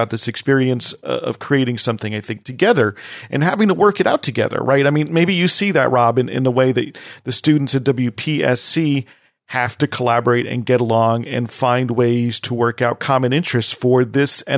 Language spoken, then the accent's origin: English; New Jersey, United States; moved away; I'm from New Jersey. I went to college in New Jersey